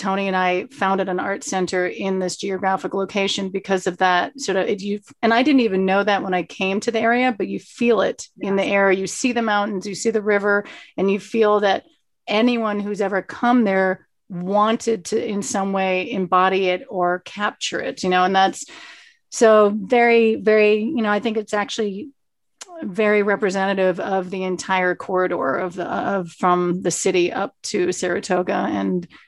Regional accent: Montreal, Quebec, Canada; now in Hudson Valley, United States; I'm from Montreal

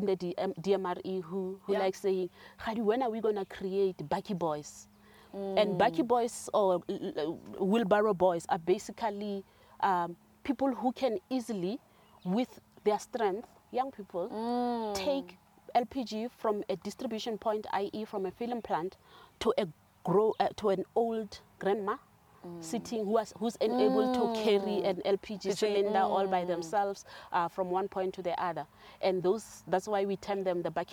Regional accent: South Africa; moved away as an adult; also born or lived in Johannesburg / Cape Town; I'm from Kwakwa, so I'm always biased towards rural areas

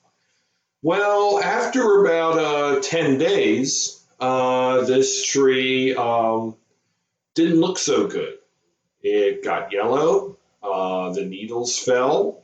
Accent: Howard County, Maryland, United States; growing up in Howard County, Maryland in the 70s, it was a little bit different than it is now. You didn't have, maybe only about a third of the people lived here.

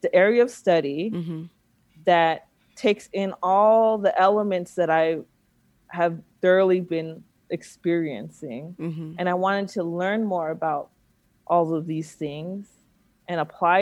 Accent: Alameda, California, United States; also born or lived in Oakland; I grew up in Alameda, which is a nice little town

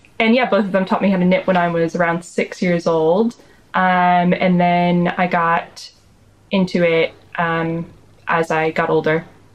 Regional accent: Rhode Island, United States; moved away as an adult; also born or lived in Arizona / Sheffield; now in Bath, United Kingdom; I grew up in Rhode Island.

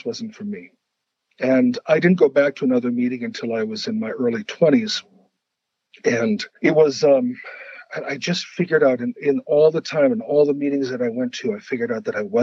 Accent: Brainerd, Minnesota, United States; my hometown, it's called Brainerd. It's up in the middle of Minnesota.

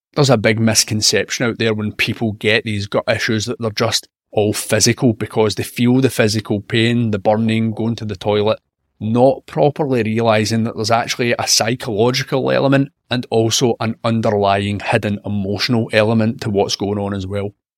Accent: Scotland, United Kingdom; I'm a Scottish health and wellness journalist

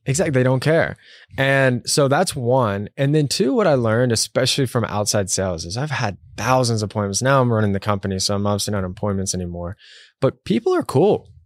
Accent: Texas, United States; moved away as an adult; also born or lived in New York; I'm from Texas

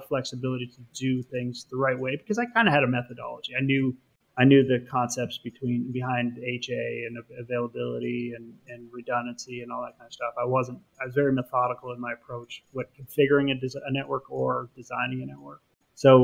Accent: Canada; moved away as an adult; now in United States; I am Canadian, so I was technically an alien

